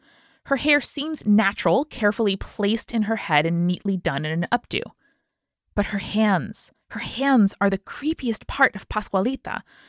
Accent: Chihuahua, Mexico; born or raised there

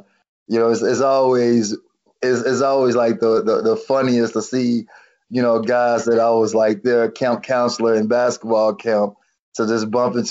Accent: Chicago, Illinois, United States; I'm from Chicago. I grew up on the west side of Chicago

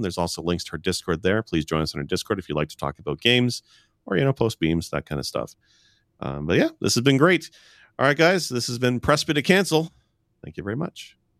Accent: Canada; I'm Canadian

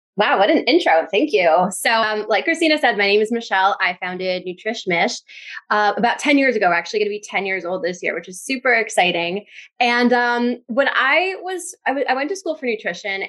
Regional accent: New Jersey, United States; I'm from Jersey

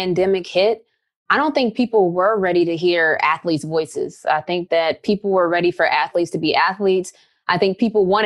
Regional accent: West Virginia, United States; moved away as an adult; also born or lived in Connecticut; I'm coming from West Virginia

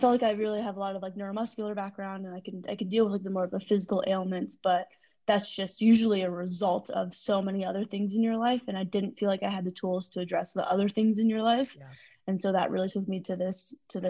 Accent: Denver, Colorado, United States; also born or lived in China; I was born in China. I was adopted when I was four. So I was in orphanage for the first 4 years. And my mom was a single mom who was a badass. She adopted me when I was four, moved to Denver. So I kind of grew up here

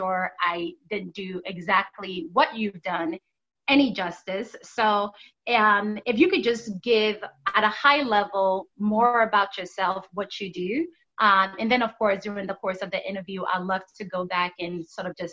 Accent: Nigeria; I'm also Nigerian.

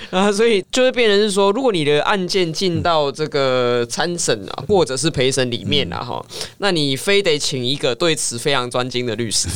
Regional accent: Taiwan; 这样子的司法是不是我们台湾人民想要？

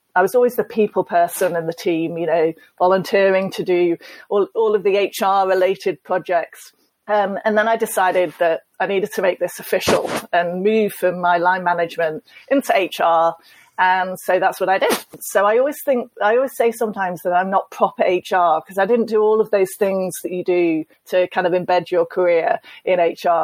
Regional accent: United Kingdom; being British

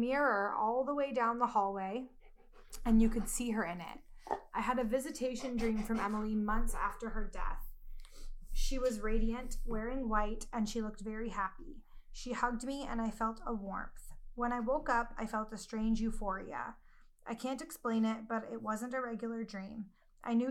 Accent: Canada; accent: Canadian; my Canadian accent

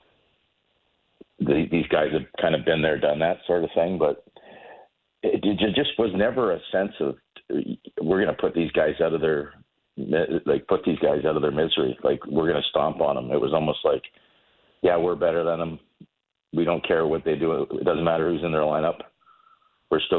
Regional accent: Toronto, Ontario, Canada; moved away; growing up in Toronto

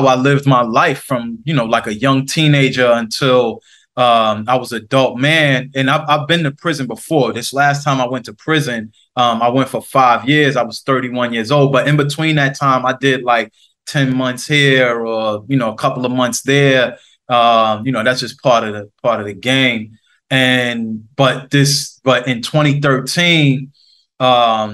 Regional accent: New York City, New York, United States; I'm from the Queensbridge houses in New York City.

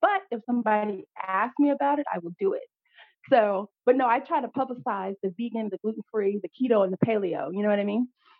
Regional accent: Pflugerville, Texas, United States; back in my hometown of Austin, or in Pflugerville, rather, because I knew a lot of people

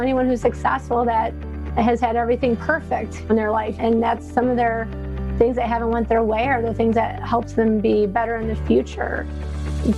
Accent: Frankenmuth, Michigan, United States; born or raised there

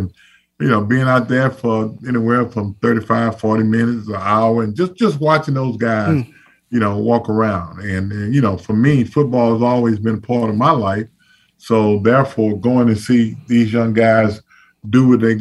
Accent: Zachary, Louisiana, United States; moved away; so we're two people that's from Zachary, Louisiana. And, you know, it's a small town, and I try to get back as much as I possibly can

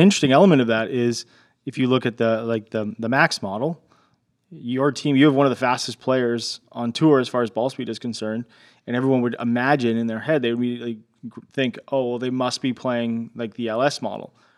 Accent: Canada; I'm Canadian

